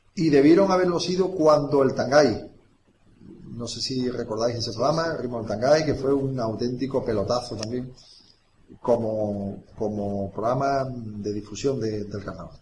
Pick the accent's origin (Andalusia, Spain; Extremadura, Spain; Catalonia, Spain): Andalusia, Spain; Vejer de la Frontera; la patria es la infancia y yo la infancia la viví, eh, en Vejer de la Frontera